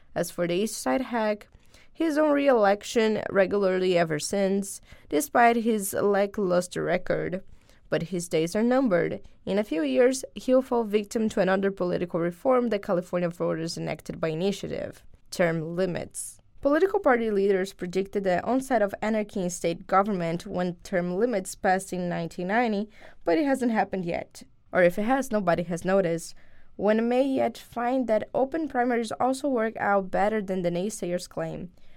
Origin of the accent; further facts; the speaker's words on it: Brazil; moved away; this community that I am part of since I'm from Brazil